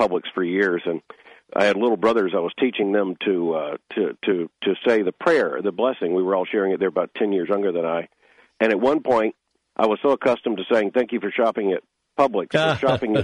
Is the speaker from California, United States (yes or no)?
no; Lakeland, Florida, United States; moved away as an adult; also born or lived in Pompano Beach, Florida; now in Louisville, United States; I was born in 1959 in Lakeland, so that whole area is home to me